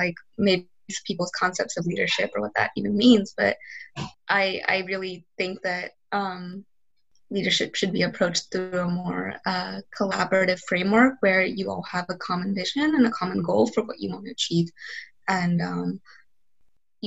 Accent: Charlotte, North Carolina, United States; I grew up in South Charlotte

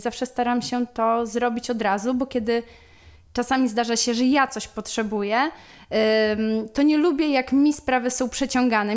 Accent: Łuków, Lublin Voivodeship, Poland; moved away as an adult; now in Warsaw, Poland; pochodzę z Łukowa, to jest y, miejscowość w województwie lubelskim. Przeprowadziłam się do Warszawy na studia i tak już tutaj y, pozostałam

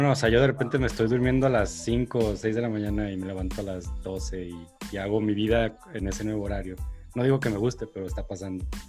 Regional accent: Atotonilco el Alto, Jalisco, Mexico; moved away as an adult; now in Guadalajara, Mexico; yo, soy foráneo, yo crecí en un pueblo, en Atotonilco

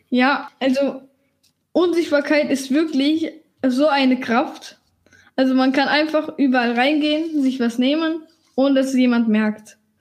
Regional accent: Germany; ich bin Deutsche.

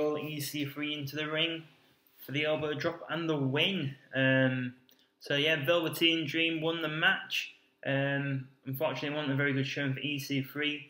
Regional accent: United Kingdom; as we are from the UK.

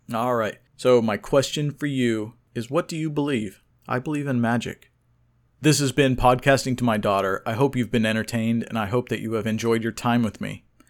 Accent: Oklahoma, United States; I was born in Oklahoma to Iranian immigrants

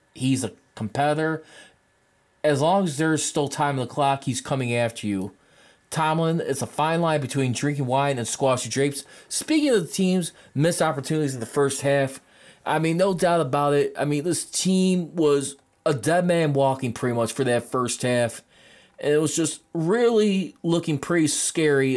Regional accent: Chicago, Illinois, United States; I'm from Chicago

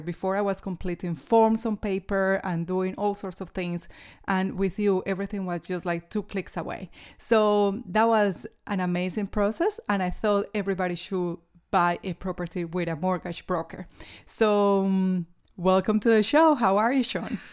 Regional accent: New Zealand; now in Australia; I'm a Kiwi

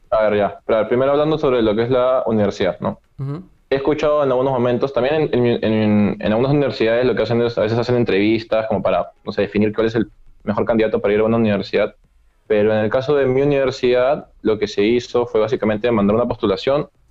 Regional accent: Peru; salí de Perú cuando estábamos en julio

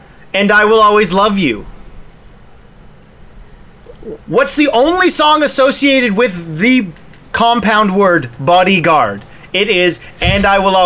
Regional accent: Canada; we're Canadian

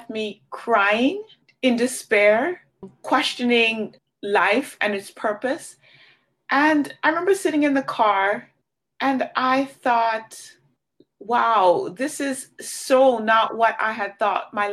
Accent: Jamaica; moved away; I grew up in Jamaica

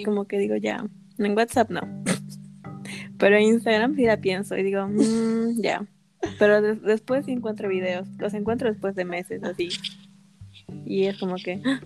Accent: Arequipa, Peru; me sentía realizada como arequipeña

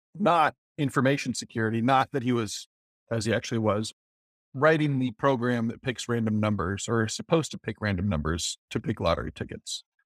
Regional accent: Decorah, Iowa, United States; growing up in Decorah, up in Northeast Iowa

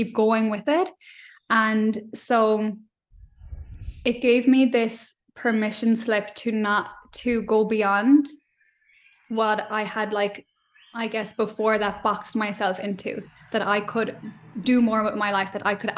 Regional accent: Ireland; accent: Irish; moved away as an adult; now in Australia; growing up in Ireland

